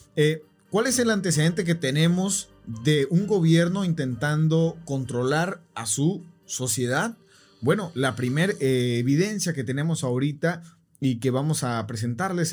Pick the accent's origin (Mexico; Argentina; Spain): Mexico; Tijuana, Baja California; nosotros eh, somos de Tijuana